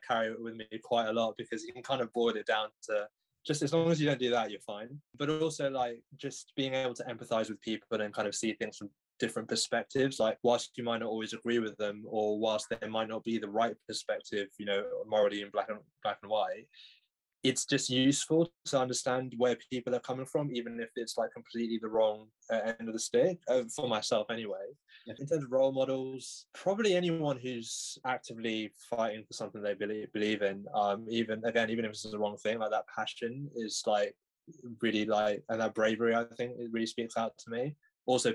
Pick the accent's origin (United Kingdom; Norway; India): United Kingdom; London; I've grown up in North London my whole life.